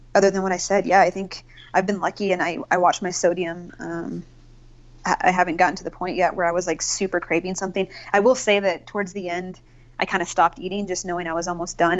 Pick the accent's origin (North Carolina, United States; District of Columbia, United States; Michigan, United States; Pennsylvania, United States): North Carolina, United States; moved away as an adult; now in Colorado, United States; I grew up in North Carolina